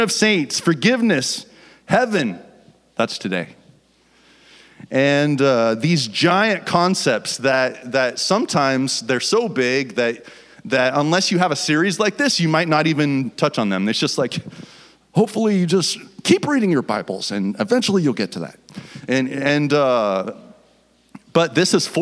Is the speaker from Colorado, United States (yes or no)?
yes; Fort Collins, Colorado, United States; moved away as an adult; now in Washington, United States; We're from Fort Collins, Colorado